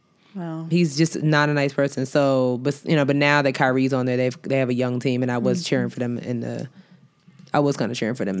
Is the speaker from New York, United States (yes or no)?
yes; New York, United States; as a Knicks fan, as a New Yorker, we don't rock with Boston teams.